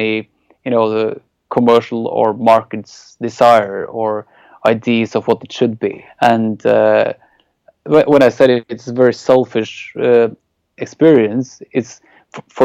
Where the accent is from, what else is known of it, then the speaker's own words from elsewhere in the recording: Norway; English is a second language; growing up in Norway